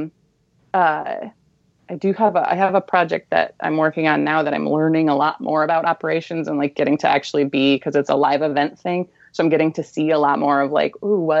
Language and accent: English; Illinois, United States; I grew up in Illinois